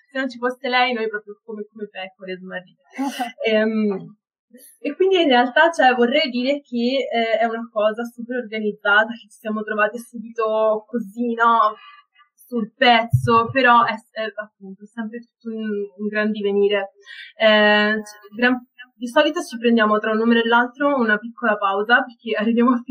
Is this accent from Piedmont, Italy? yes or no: no; Florence, Tuscany, Italy; accent: Florentine